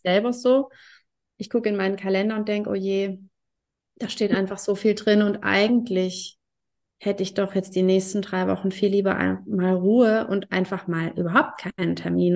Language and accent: German; Germany; bei uns in Deutschland